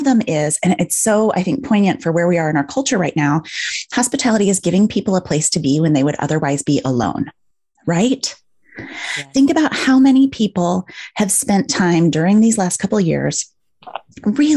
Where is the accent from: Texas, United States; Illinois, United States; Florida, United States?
Illinois, United States; outside Chicago; moved away as an adult; also born or lived in Michigan; now in New York City, United States; I grew up outside Chicago and lived in Michigan